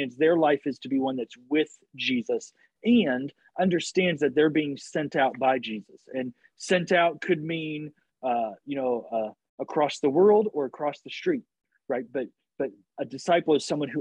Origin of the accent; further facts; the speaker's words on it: Illinois, United States; I grew up in Illinois